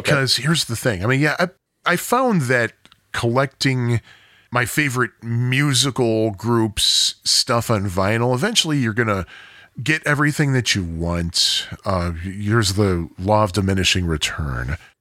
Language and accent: English; United States; We're American